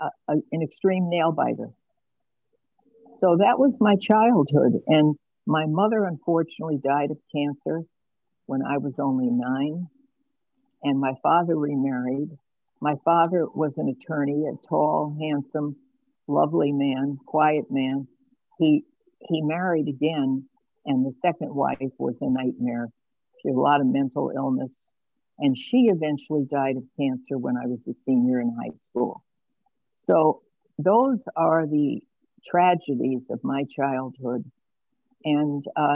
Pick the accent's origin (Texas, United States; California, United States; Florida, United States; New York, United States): New York, United States; New York City; now in Geneva, Illinois, United States; I was born in Brooklyn in New York in 1945